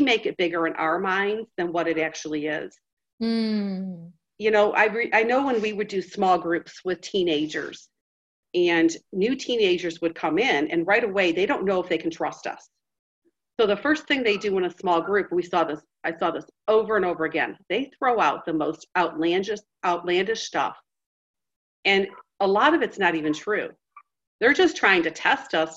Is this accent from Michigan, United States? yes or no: yes; Detroit, Michigan, United States; the church that I grew up in Detroit